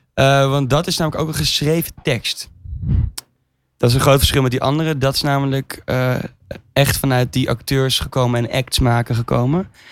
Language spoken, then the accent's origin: Dutch; Amsterdam, North Holland, Netherlands; we komen dus allebei uit Amsterdam